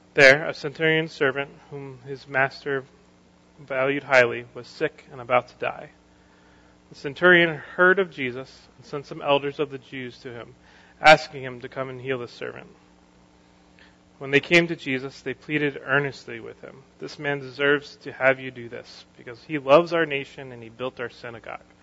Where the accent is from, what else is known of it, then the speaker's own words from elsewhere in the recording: United States; something I want as an American.